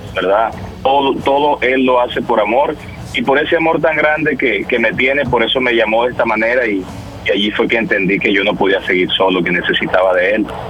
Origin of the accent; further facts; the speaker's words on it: Valledupar, Cesar, Colombia; yo soy de Valledupar, Colombia.